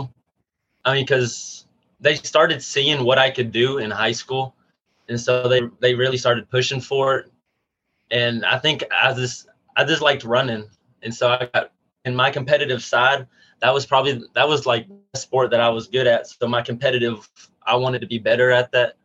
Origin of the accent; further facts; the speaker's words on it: Union Grove, Texas, United States; I'm from Union Grove, Texas, which is 10 minutes south of Gilmer, Texas